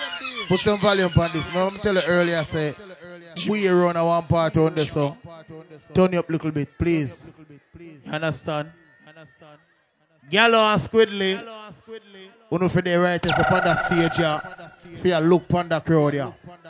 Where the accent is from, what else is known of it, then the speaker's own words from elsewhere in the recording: New Jersey, United States; We are from New Jersey. New Jersey's finest.